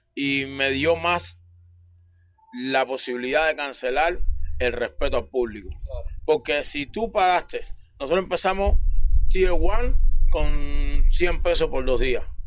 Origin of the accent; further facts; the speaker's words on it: Cuba; moved away as an adult; now in Toronto, Canada; nosotros como cubanos tenemos, tenemos mucho